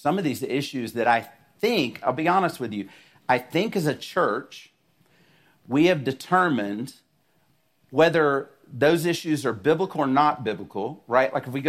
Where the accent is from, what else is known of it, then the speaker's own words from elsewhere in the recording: the South, United States; maybe it's because I'm from the South that it's so funny to me